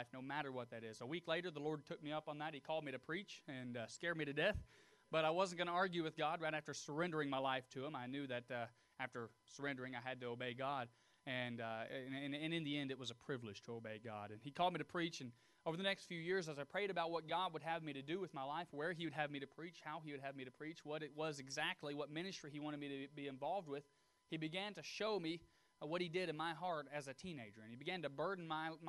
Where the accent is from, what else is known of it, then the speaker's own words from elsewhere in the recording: Tullahoma, Tennessee, United States; I was born and raised near Tullahoma, Tennessee.